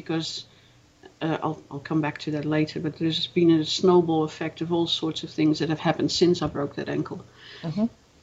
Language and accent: English; Netherlands; moved away as an adult; also born or lived in Melbourne, Australia; now in Australia; I was born in Holland. I lived there until I was 24, and then I migrated to Australia